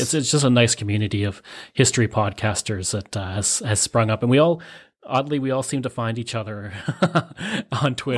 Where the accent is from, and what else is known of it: Canada